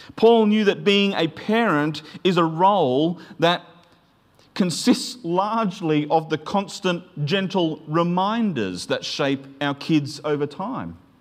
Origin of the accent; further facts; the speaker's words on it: Queensland, Australia; where I grew up in Queensland